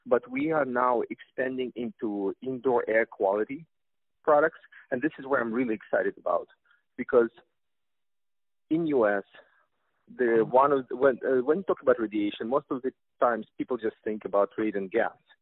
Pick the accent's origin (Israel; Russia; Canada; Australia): Russia; accent: Russian; English is a second language; as you can tell from my Russian accent